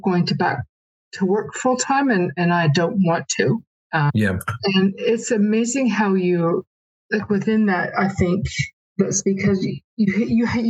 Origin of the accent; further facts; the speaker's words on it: Canada; now in New Zealand; I had to travel back to Canada. I'm from Canada.